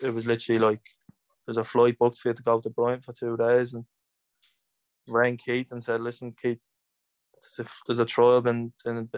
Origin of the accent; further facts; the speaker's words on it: Dublin, Leinster, Ireland; moved away; I'm from Cabra